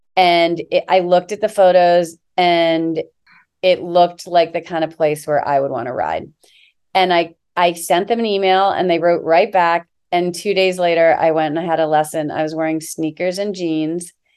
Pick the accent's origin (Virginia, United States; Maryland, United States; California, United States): Maryland, United States; Annapolis; I grew up on the Chesapeake Bay outside, in Annapolis, Maryland